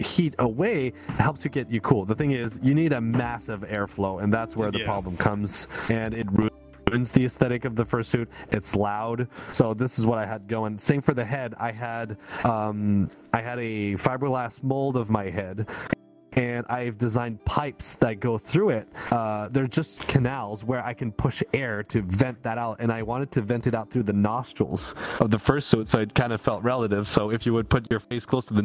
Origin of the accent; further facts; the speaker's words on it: Canada; I'm the Canadian here